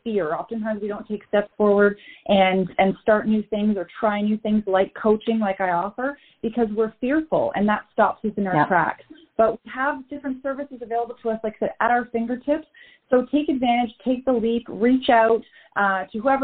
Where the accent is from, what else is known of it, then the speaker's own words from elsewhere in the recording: Canada; We're both from Canada, different parts of Canada